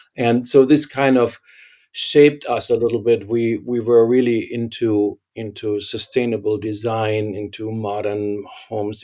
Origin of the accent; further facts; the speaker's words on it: Germany; accent: German; English is a second language; moved away; I can't hide my German accent